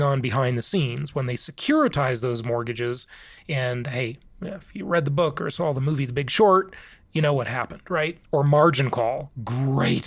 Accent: California, United States; moved away as an adult; also born or lived in Orange County, California; in Orange County, California, where I lived for the vast majority of my adult life

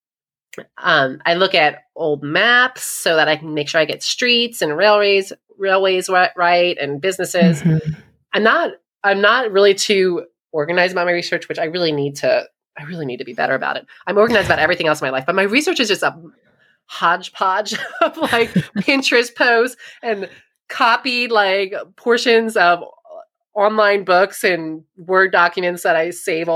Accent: New York, United States; I am from New York

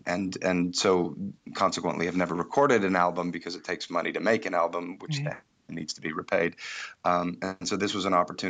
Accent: India; also born or lived in Ireland; I grew up in India, but also my parents are from the West, and I grew up kind of in an ashram, a boarding school, learning kirtan music in India, but my parents were based in Ireland

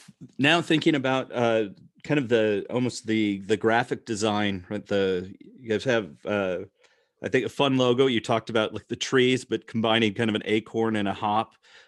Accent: Rockford, Illinois, United States; moved away; I grew up in Rockford, Illinois. That's my hometown.

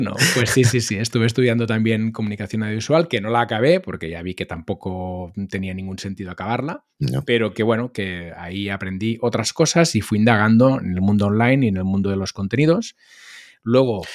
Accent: Molins de Rei, Catalonia, Spain; empecé por la radio local de mi pueblo en el que hice unos cuantos programas

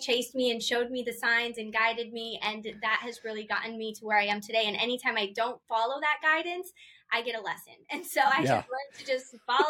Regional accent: Akron, Ohio, United States; born there; also born or lived in Poughkeepsie, United States / New Orleans, United States / Florida, United States; So I grew up a little bit of everywhere. We moved around a lot, but I was born in Akron, Ohio. Then we moved to Poughkeepsie, New York, and then New Orleans area, and then Florida.

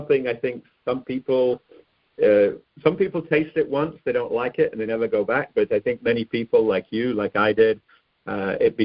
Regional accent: England, United Kingdom; now in Northern California, United States; I'm originally, maybe you can tell from my accent, I'm originally from England.

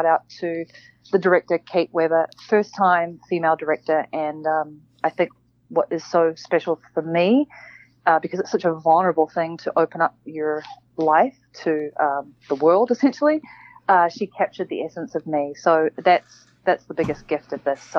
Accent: New Zealand; I grew up in New Zealand

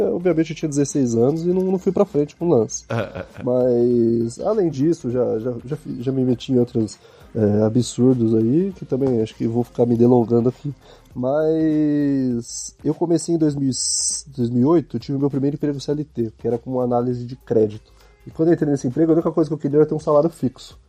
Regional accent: Ribeirão Pires, São Paulo, Brazil; also born or lived in Santo André; now in São Bernardo do Campo, Brazil; mudou para Ribeirão Pires, onde eu cresci e fui criado

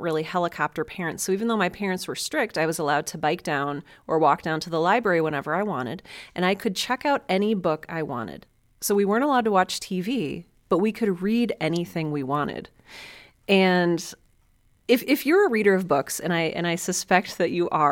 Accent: Cleveland, Ohio, United States; I was born and raised in Cleveland, Ohio, one of the best cities on the planet

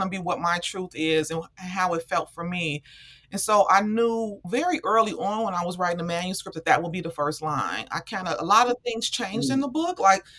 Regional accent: Chicago, Illinois, United States; Chicago, South Side.

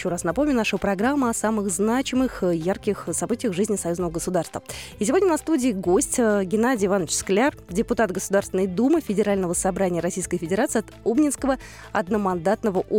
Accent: Belarus; born or raised there; now in Rzhev, Russia

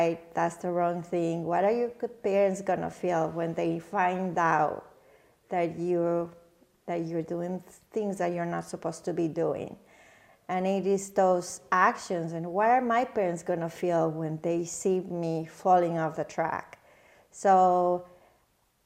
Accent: Mexico; now in Michigan, United States; me growing up in Mexico

